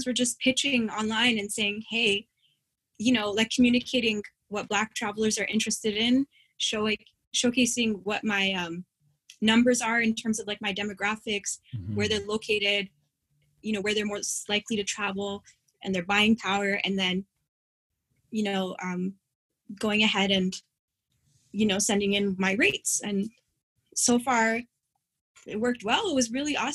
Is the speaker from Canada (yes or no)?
yes; Windsor, Ontario, Canada; moved away as an adult; also born or lived in Toronto / Grand Rapids, Michigan; we lived on a border city, Windsor, Ontario